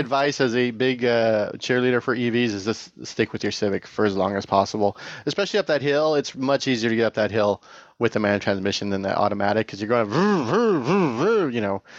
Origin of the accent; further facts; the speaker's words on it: Tehachapi, California, United States; now in Bay Area, United States; I grew up in Tatchby